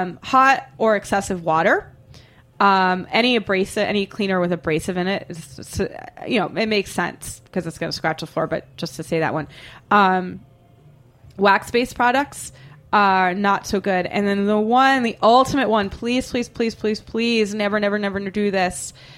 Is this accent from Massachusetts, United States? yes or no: yes; Boston, Massachusetts, United States; I laugh and laugh and laugh because I'm from Boston and I have the mind of a 13-year-old boy. And it sounds to me like how we would say boner in Boston.